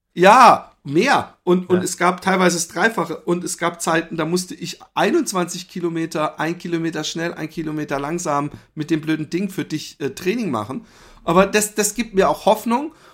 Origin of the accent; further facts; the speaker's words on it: Germany; moved away as an adult; now in Netherlands; ich bin ja Deutscher